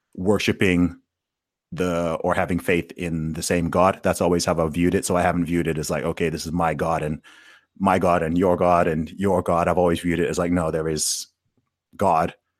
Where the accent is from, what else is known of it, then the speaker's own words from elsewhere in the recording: Saudi Arabia; I grew up in Saudi Arabia, right? So I grew up obviously surrounded by Muslims